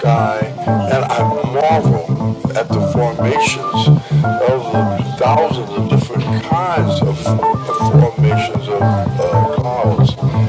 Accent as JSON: {"language": "English", "region": "Southeast Texas", "country": "United States", "moved": "yes", "lives_now": "Houston, United States", "said": "I'm from Southeast Texas, and we always have clouds in the sky. I moved back to Houston in 99"}